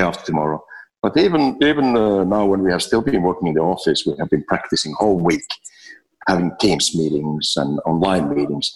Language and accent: English; Finland; now in Abu Dhabi, United Arab Emirates; I'm from Finland.